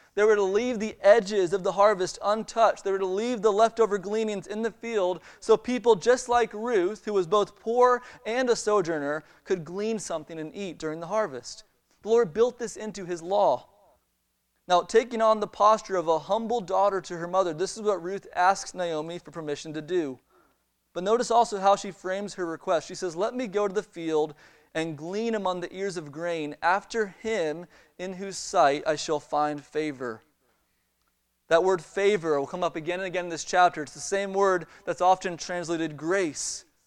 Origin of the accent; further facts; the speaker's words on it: Maryland, United States; moved away as an adult; also born or lived in Chicago; now in Alabama, United States; I grew up in Maryland